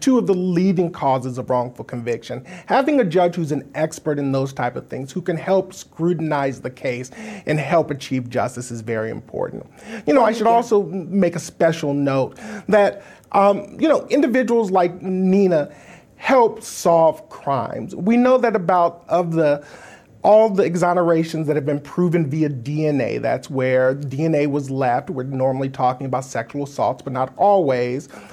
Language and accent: English; Wisconsin, United States; here in my home state of Wisconsin